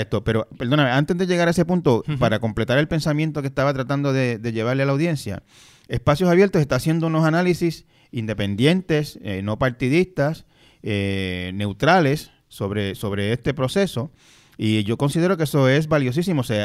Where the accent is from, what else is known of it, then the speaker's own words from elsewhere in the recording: Puerto Rico; a mí como puertorriqueño